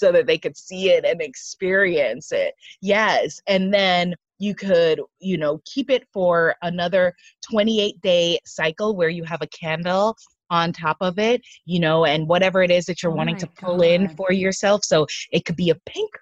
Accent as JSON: {"language": "English", "country": "United States", "said": "I'm an American."}